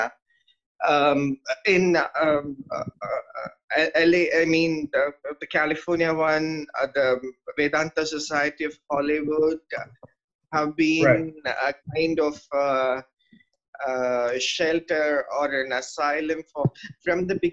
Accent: Chennai, Tamil Nadu, India; also born or lived in Madurai; I was born in Madurai, and then I spent primary time in Ramakrishna Math and Mission in Mylapore in Chennai, and I grew up there

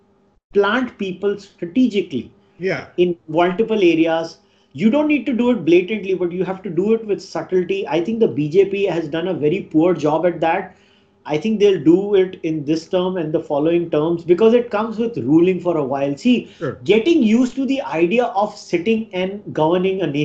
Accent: India; as an Indian citizen

